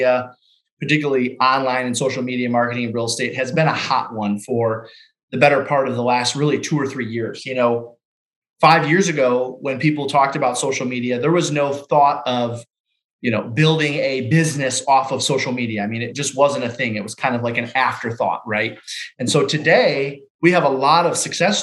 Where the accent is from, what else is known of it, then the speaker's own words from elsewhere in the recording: Detroit, Michigan, United States; I'm from Detroit, Michigan, been in the business just over 19 years